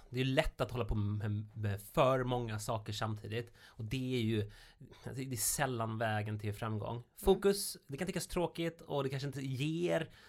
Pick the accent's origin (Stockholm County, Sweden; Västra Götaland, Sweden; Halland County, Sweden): Halland County, Sweden; jag är från Halland